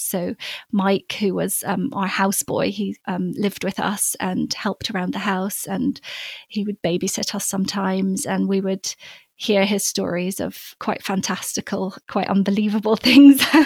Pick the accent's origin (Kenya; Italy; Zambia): Zambia; Copperbelt Province; we had a grove of um, avocado and mango trees in our garden growing up um, oh. in in Zambia in the copper belt. I was born up in the African bush in a little village. Um, but we moved when I was five